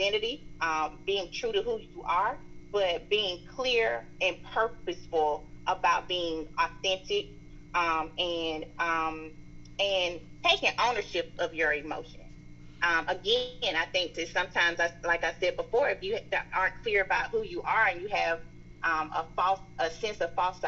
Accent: the South, United States; accent: strong Southern; my strong Southern accent.

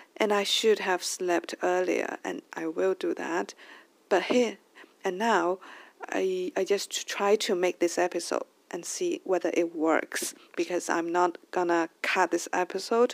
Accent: China; English is a second language; ever since I went back to China, I was worried that uh, my English level could be uh, slow down

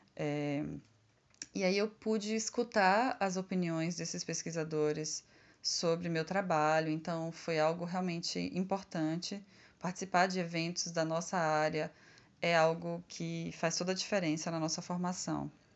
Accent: Conceição do Coité, Bahia, Brazil; Conceição do Coité, que é a minha cidade natal.

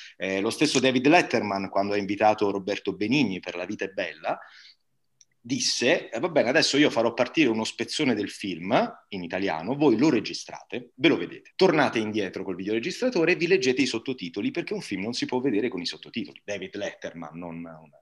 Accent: Bari, Apulia, Italy; accent: Barese; moved away; a Bari io avevo amici di colore che parlavano in barese

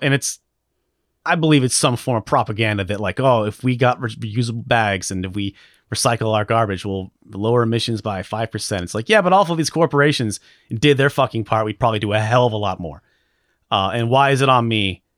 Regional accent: Alaska, United States; I'm from Alaska

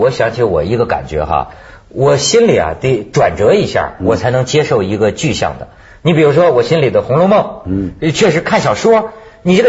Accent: China; 咱咱们大陆人他叫谁老师都变成骂人了。

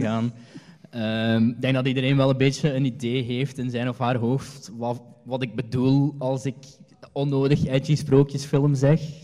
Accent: Hasselt, Flanders, Belgium; ik ben van Hasselt.

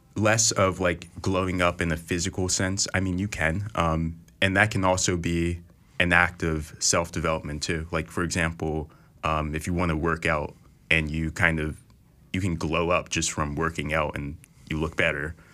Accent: Philadelphia, Pennsylvania, United States; I'm from Philadelphia, so I went to a school called Central High School

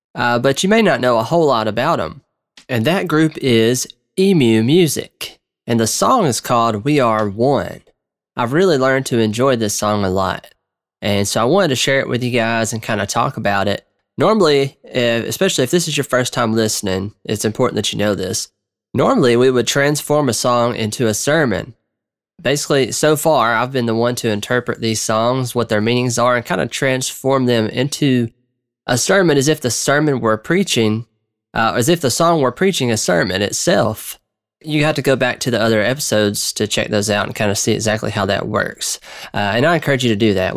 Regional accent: Georgia, United States; I am from the South, uh, which I assume you probably would guess I'm not from the North, but I'm from Georgia

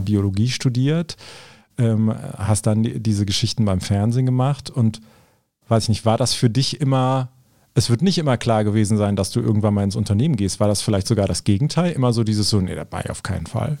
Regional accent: Cologne, North Rhine-Westphalia, Germany; also born or lived in Eifel; ich bin ja Kölner

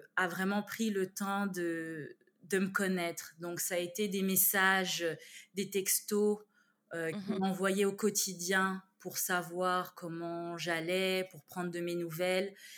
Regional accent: Besançon, Bourgogne-Franche-Comté, France; moved away as an adult; also born or lived in Canada; now in Montreal, Canada; je suis née dans une ville qui s'appelle Besançon, mmh en Franche-Comté

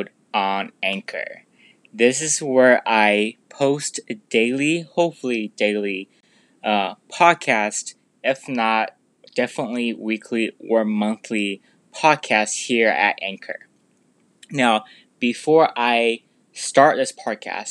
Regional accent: San Diego, California, United States; I grew up here in San Diego

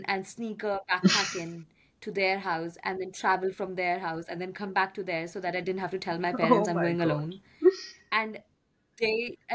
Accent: Delhi, India; Growing up in India, and my father would like drop me to Bharatnatyam classes in a big dance academy in Delhi

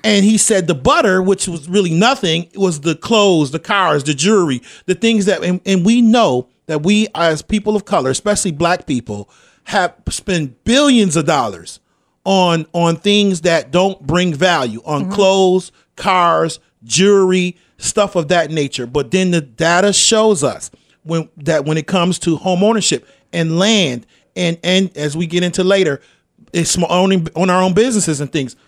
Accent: Rochester, New York, United States; I grew up in the Jefferson Avenue area

